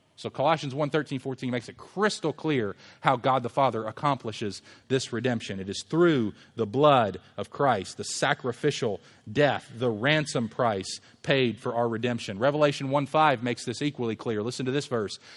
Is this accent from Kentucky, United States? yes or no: yes; Louisville, Kentucky, United States; we lived in a neighborhood when I was growing up in Louisville